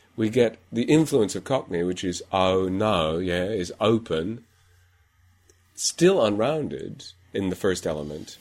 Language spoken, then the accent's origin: English; Iowa, United States; moved away; I'm from Iowa originally, and so I get a little bit of extra rounding in there